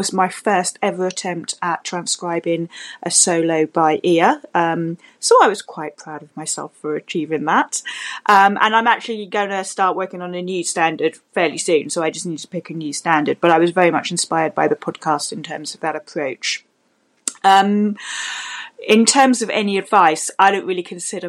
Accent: London, United Kingdom; I am from London in the UK

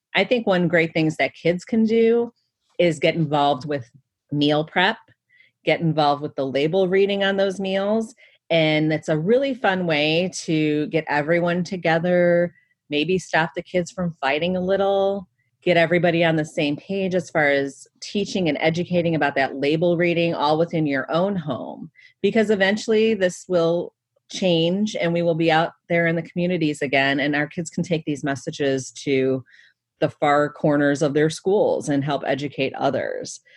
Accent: Cleveland, Ohio, United States; my hometown of Cleveland, Ohio

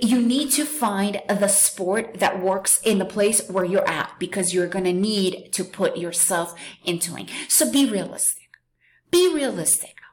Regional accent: New York, United States; born or raised there; moved away as an adult; also born or lived in Soviet Union; now in Central America

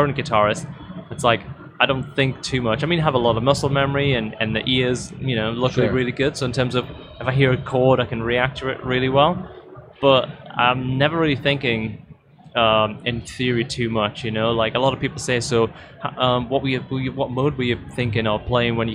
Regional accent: north of the UK, the north of England, United Kingdom; I kind of lived in the north of the UK

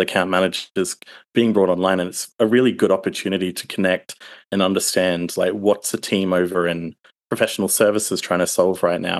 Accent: Australia; am a down under Aussie

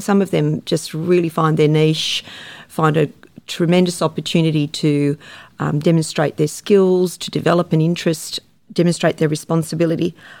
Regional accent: Sydney, New South Wales, Australia; I grew up in the Shire and I teach in the Shire

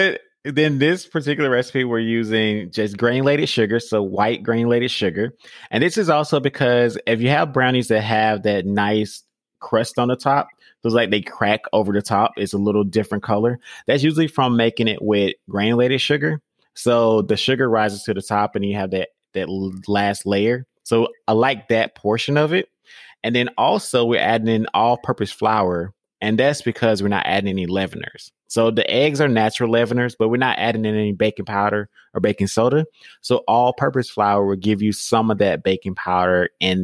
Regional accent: Georgia, United States; I'm from Georgia. So we say pecans

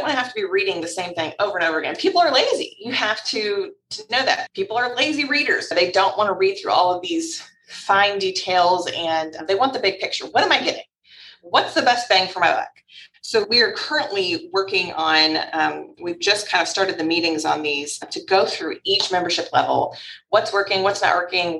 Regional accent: Louisville, Kentucky, United States; I was born and raised in Louisville. Louisville, if you don't know how to say it, that's how we say it here, us locals, Louisville, Kentucky

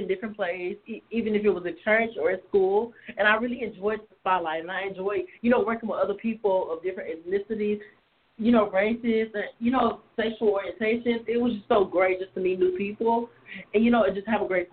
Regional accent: Nashville, Tennessee, United States; I was born in Nashville, Tennessee

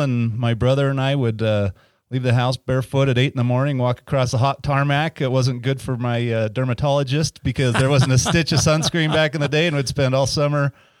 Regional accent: Ogden, Utah, United States; also born or lived in Kaysville, Utah; I grew up in Ogden, actually.

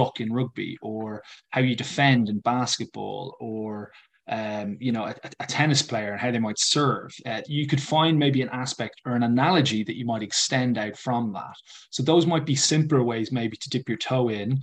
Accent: Ireland; an English teacher who's Irish

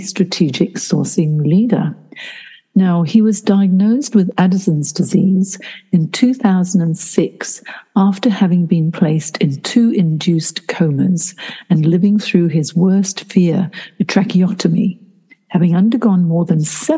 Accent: Hong Kong; I grew up in Hong Kong, which was, you know, like bright lights, big city as well

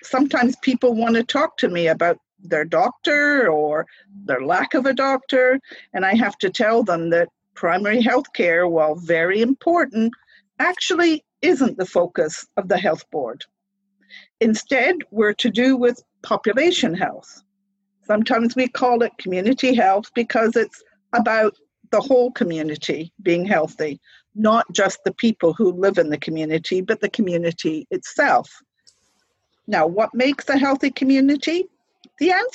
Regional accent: Scotland, United Kingdom; moved away as an adult; also born or lived in Dundee / Calgary, Canada; now in Nova Scotia, Canada; I'm originally from Scotland, immigrated to Canada in 2003

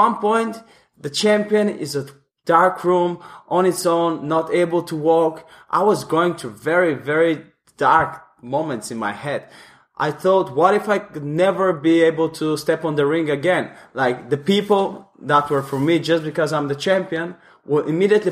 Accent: Bulgaria; moved away; I'm from Bulgaria, Eastern Europe

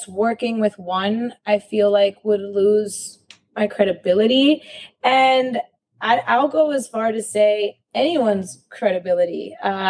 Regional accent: Miami, Florida, United States; also born or lived in Mexico City; I was born in Mexico City, but yeah, I grew up here in Miami

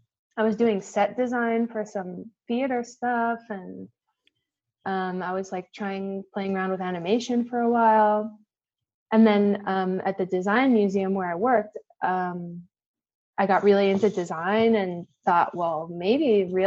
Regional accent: New York, United States; a lot of kids growing up in New York, is that we have this incredible exposure to people from all kinds of cultures growing up in New York.

